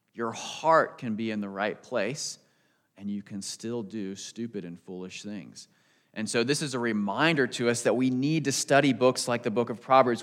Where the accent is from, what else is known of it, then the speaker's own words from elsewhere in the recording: United States; growing up outside Washington, D C